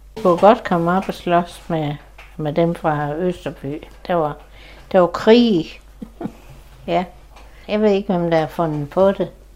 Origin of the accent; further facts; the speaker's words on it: Klitmøller, North Denmark Region, Denmark; jeg har boet her i hele mit liv